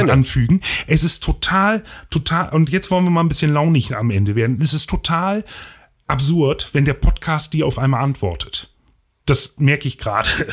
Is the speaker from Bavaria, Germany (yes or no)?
no; Osterholz-Scharmbeck, Lower Saxony, Germany; also born or lived in Bremen; In meiner Stadt, wo ich aufgewachsen bin, Ostdeutsch-Scharmbeck